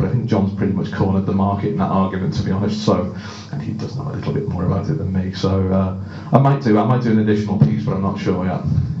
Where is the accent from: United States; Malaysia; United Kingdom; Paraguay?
United Kingdom; Northern England; because I'm from the north, I speak very quickly as well